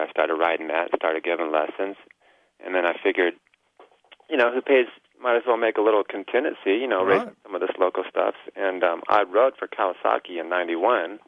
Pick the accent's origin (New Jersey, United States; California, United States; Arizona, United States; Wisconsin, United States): Arizona, United States; Litchfield Park; I had a nice golf resort where I grew up in Litchfield